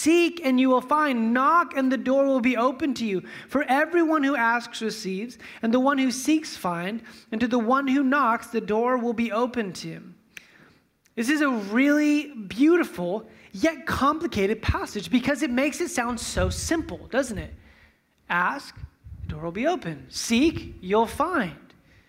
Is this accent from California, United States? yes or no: yes; Fresno, California, United States; You know, like I'm from Fresno, so we'll see like, you know, how close I can get.